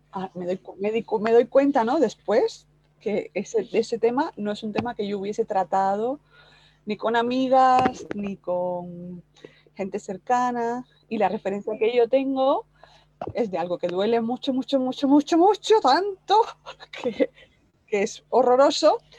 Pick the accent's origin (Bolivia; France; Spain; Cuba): Cuba; moved away; yo soy cubana